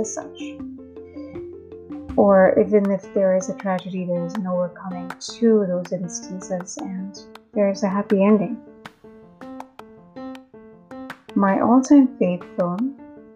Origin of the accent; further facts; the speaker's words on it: Mumbai, Maharashtra, India; first language Hindi; English is a second language; I'm from India, born in Mumbai. Hindi is native to me.